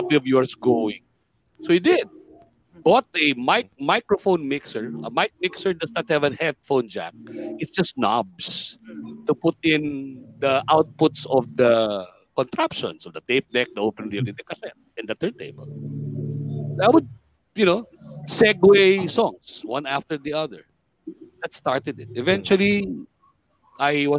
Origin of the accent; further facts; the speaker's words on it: Manila, Metro Manila, Philippines; also born or lived in Pasay; I was born in Paco, in Manila. That was in 1963.